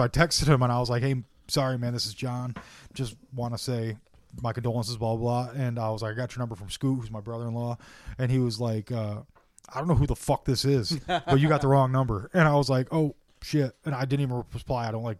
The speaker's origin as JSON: {"language": "English", "town": "Dowagiac", "region": "Michigan", "country": "United States", "tie": "born or raised there", "moved": "yes"}